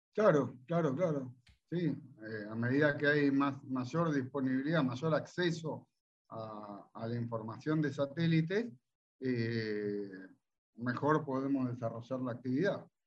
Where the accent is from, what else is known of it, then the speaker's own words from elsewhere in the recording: Olivos, Buenos Aires Province, Argentina; yo soy de, de Olivos